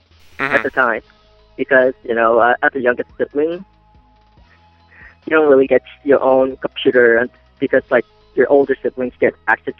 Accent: Maryland, United States; born or raised there

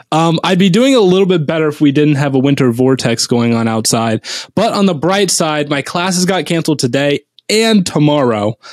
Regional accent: Cincinnati, Ohio, United States; I'm from Cincinnati.

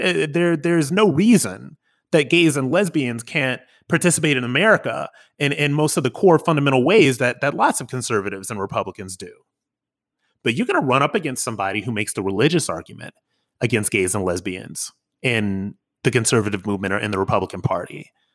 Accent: Akron, Ohio, United States; moved away as an adult; also born or lived in New York City; I'm an Akron boy, you know, an Ohio boy, born and raised

